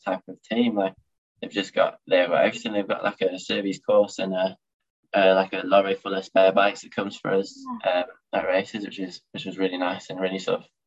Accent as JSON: {"language": "English", "country": "United Kingdom", "said": "as a British rider"}